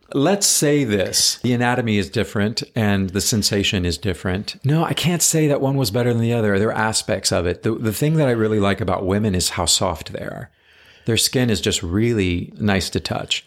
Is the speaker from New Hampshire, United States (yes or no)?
no; Texas, United States; also born or lived in Georgia; now in New York City, United States; growing up in Texas